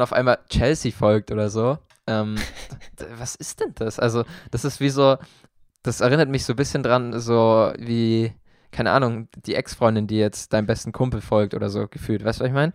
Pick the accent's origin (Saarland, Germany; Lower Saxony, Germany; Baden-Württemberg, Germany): Baden-Württemberg, Germany; Karlsruhe; dass ich den Satz mal sage als Karlsruher